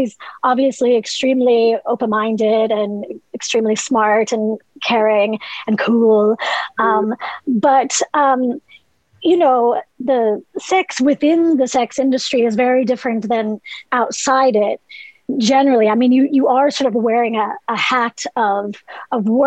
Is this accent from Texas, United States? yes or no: no; Southern Ohio, United States; also born or lived in New York; now in Ireland; Southern Ohio originally, but I moved here from New York, where I'd been for about 10 years in 2008.